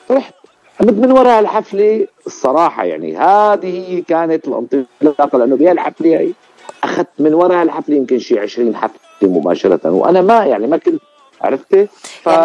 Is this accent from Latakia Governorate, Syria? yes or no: yes; Ras al-Basit, Latakia Governorate, Syria; أنا أنا أنا ضيعتي الزيتوني ولكن بالب... يعني مشان تنعرف هي قرية اسمها رأس البسيط المنطقة منطقة رأس البسيط